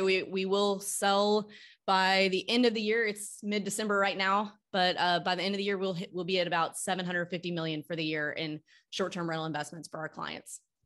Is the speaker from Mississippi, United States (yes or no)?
yes; Starkville, Mississippi, United States; moved away as an adult; also born or lived in Austin, Texas / New York / Nashville, Tennessee; now in Tennessee, United States; I grew up in Starkville, Mississippi